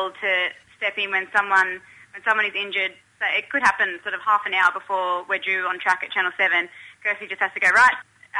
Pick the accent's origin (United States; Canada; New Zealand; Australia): Australia; Mount Isa, Queensland; I'm actually from Mount Isa